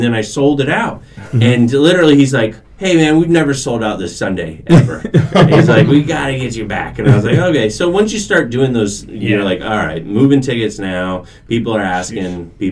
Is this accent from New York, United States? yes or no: no; Melbourne, Florida, United States; I can go back to my hometown. I grew up in Melbourne